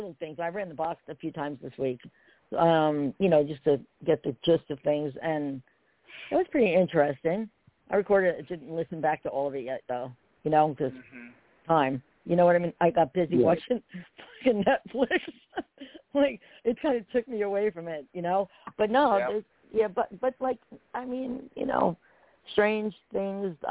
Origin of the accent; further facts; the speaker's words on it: New Jersey, United States; I grew up in Jersey.